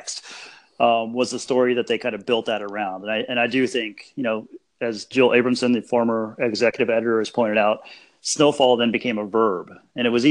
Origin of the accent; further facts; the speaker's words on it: Denver, Colorado, United States; I grew up in Colorado.